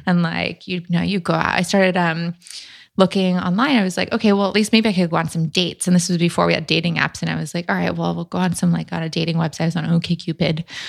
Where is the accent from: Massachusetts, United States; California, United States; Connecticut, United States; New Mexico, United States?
California, United States; Newport Beach; moved away as an adult; also born or lived in San Francisco; in my hometown, which isn't necessarily a super small town, but I'm from Newport Beach in Orange County, and I'd lived there my whole life